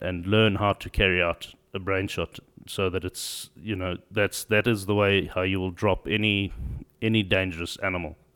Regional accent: Zimbabwe; also born or lived in South Africa; I'm from Zimbabwe. Uh, born there, grew up there.

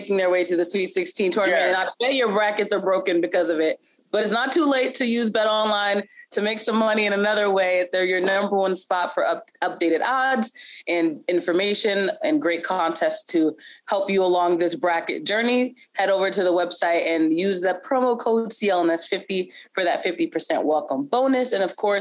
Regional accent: Orange, New Jersey, United States; I grew up in Orange, New Jersey

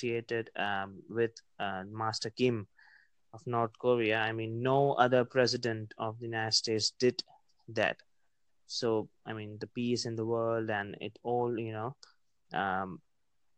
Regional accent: Pakistan; I'm from Pakistan.

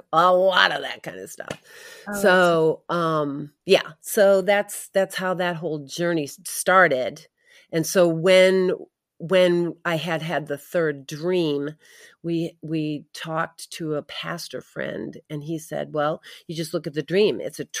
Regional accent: New England, United States; moved away as an adult; also born or lived in Midwest; I grew up in New England, mm-hmm. and met my husband in college and ended up out in the Midwest raising our family.

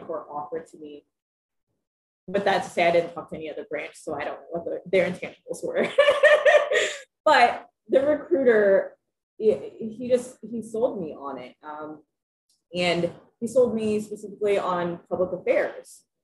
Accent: Lafayette, Indiana, United States; now in Monticello, United States; I was born and raised in Lafayette, Indiana, and I now live in Monticello, Indiana

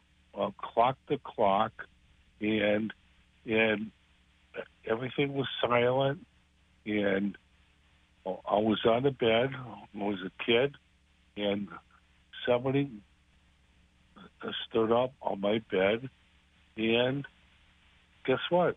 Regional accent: New Bedford, Massachusetts, United States; I grew up in New Bedford

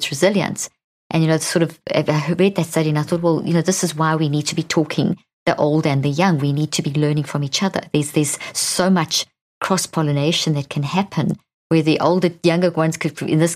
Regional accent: Zimbabwe; I was born in Zimbabwe

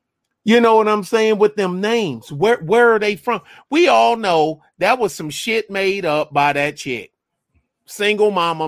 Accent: Michigan, United States; But I'm not from Kenya. {S2} Yeah. {S1} I'm from Michigan

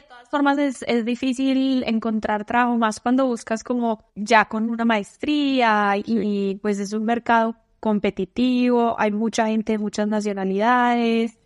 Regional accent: Medellín, Antioquia, Colombia; moved away as an adult; yo soy de Medellín

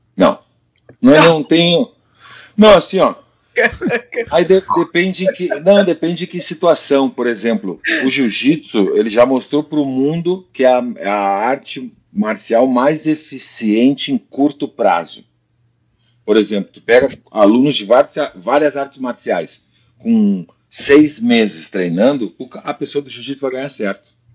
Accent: Brazil; moved away as an adult; also born or lived in Spain; eu saí do Brasil com 21 e morei 17 na Espanha. Se tu tira os cinco anos ali que tu aprende a falar, eu fiquei mais tempo na Espanha do que no Brasil. Teve fase diferente, né? A Espanha, o Brasil para mim foi infância

